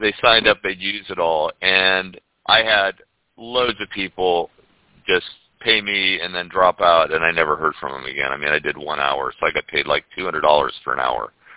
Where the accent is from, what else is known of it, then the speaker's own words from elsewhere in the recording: Ohio, United States; moved away as an adult; also born or lived in Florida / Europe / Cape Town, South Africa; now in St. Pete Beach, United States; I grew up in Ohio, and when I turned 18, I left I left the snow and I moved